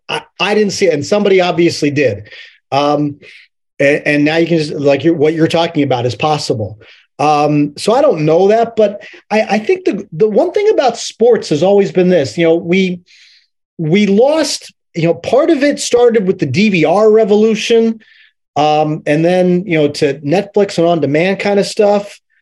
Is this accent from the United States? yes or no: yes; Middletown, Pennsylvania, United States; moved away; I'm from, I'm from Middletown, Pennsylvania